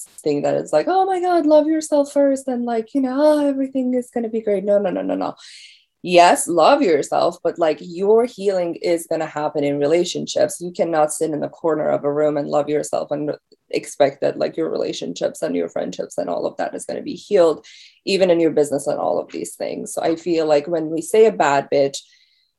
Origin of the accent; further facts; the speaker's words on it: Iran; now in United States; I'm from Iran